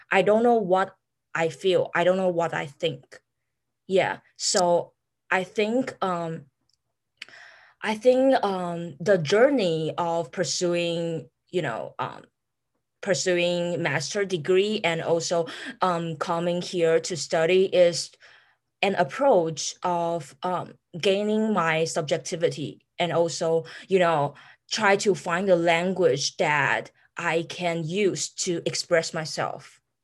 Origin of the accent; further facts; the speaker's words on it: Taiwan; moved away as an adult; now in Amherst, United States; I I come from Taiwan too